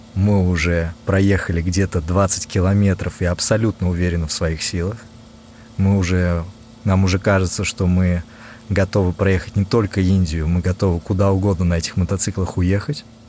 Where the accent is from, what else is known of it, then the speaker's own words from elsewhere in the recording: Russia; moved away; оказался в электричке небезызвестной а Москва-Петушки, которая доставила меня а в мой родной город